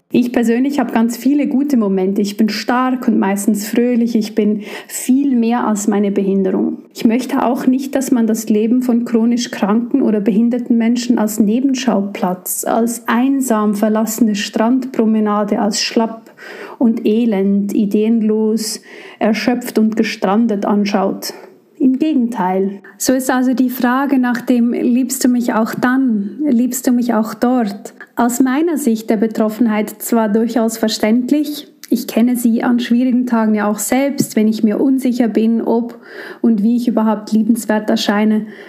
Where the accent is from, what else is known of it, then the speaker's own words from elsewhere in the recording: Switzerland; moved away; ich komme aus der Schweiz und arbeite hier für die evangelisch-methodistische Kirche als Gemeindeentwicklerin